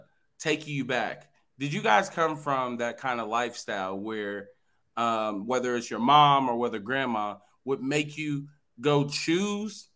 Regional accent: Ohio, United States; we grew up in Ohio

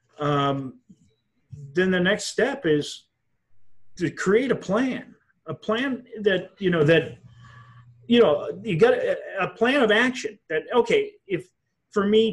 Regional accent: Wisconsin, United States; I come from Wisconsin

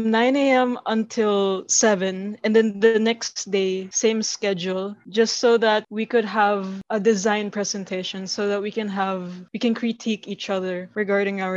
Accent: Davao City, Davao Region, Philippines; I'm Davao City, born and raised

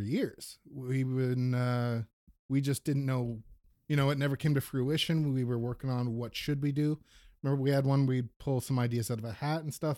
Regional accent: Manitouwadge, Ontario, Canada; I grew up in a very small Northern Ontario town

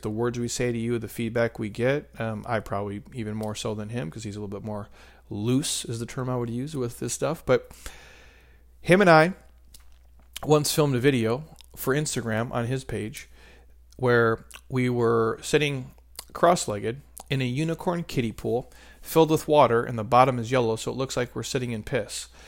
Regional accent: Midwest, United States; I'm a middle-aged, uh, married dude, and I'm from the Midwest

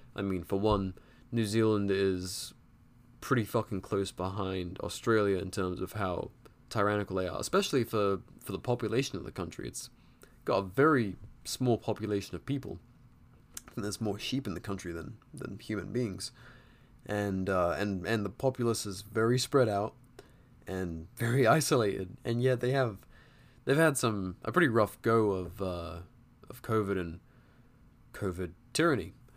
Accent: England, United Kingdom; now in United States; growing up in England

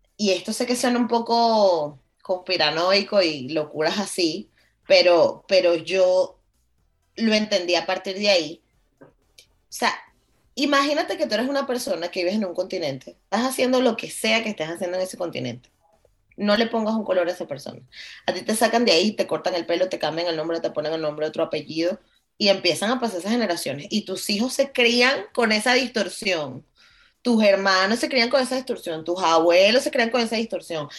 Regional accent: Venezuela; en Venezuela vivimos en muchas burbujas

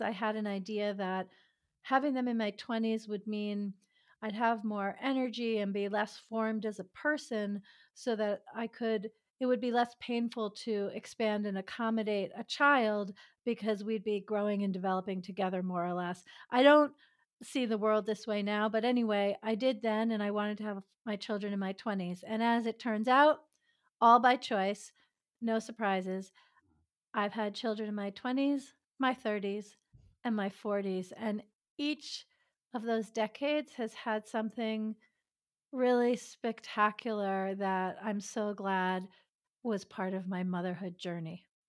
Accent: suburb of New York City, United States; also born or lived in Greenwich Village, Manhattan / Europe / Maryland / Massachusetts; now in Solano County, California, United States; I was born in Greenwich Village in Manhattan, and I did most of my growing up in a suburb of New York City

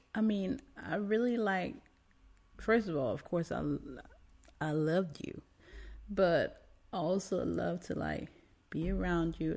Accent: Denmark; moved away; I'm American too, right, but grew up in Denmark.

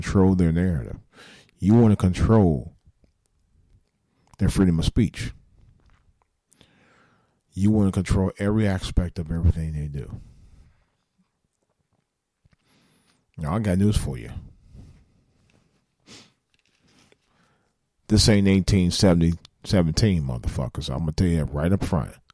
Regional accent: Cleveland, Ohio, United States; I'm from Cleveland

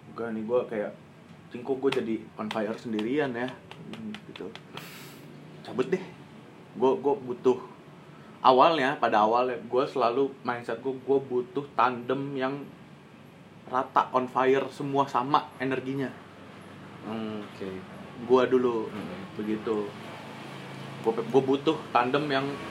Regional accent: Bekasi, West Java, Indonesia; kita anak Bekasi

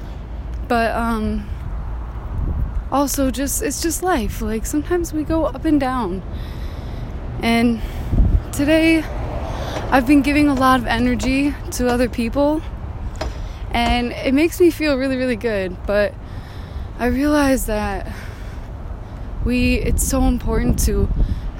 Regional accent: Northern Michigan, United States; moved away as an adult; now in California, United States; I'm from Michigan

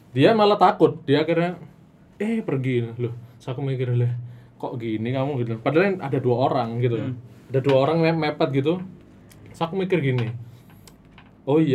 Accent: Jombang, East Java, Indonesia; born there; Nah itu sering karena uh, saya lahirnya di Jombang ya.

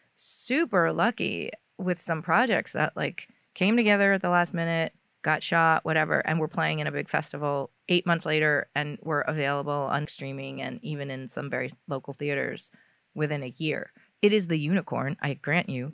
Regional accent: New York, United States; I grew up in New York

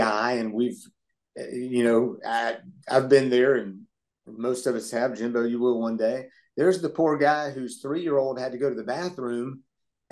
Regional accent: Atlanta, Georgia, United States; in the 70s, growing up in Atlanta

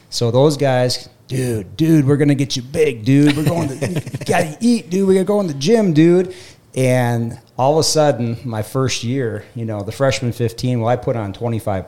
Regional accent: West Central Minnesota, United States; Being a kid from a town of 400 on the west central border of Minnesota.

